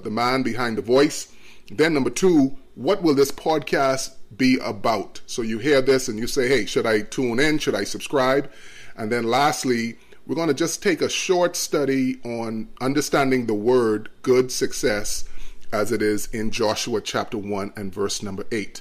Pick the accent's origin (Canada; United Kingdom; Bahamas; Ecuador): Bahamas; Nassau, New Providence; I was born in the beautiful islands of the Bahamas that has 700 islands. And so it's just been great living here and growing up here.